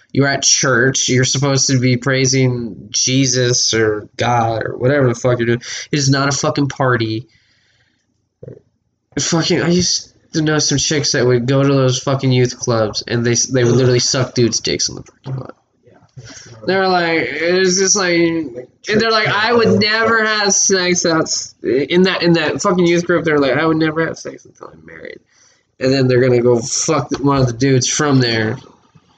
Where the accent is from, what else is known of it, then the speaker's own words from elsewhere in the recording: Texas, United States; I was raised in Texas